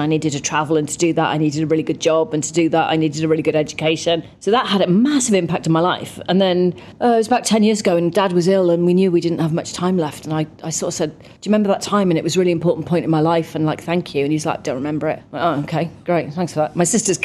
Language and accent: English; Cardiff, Wales, United Kingdom; accent: Welsh; I was born in Cardiff